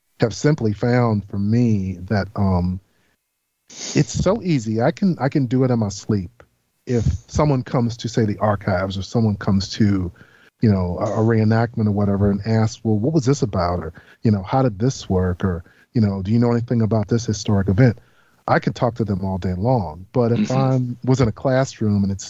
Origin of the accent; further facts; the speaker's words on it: Washington, District of Columbia, United States; I was born and raised in Washington, D.C.